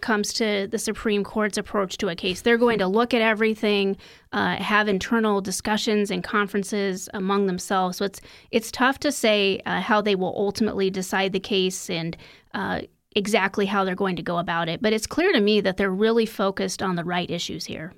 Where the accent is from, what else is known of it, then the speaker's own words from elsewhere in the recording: Iowa, United States; My home state of Iowa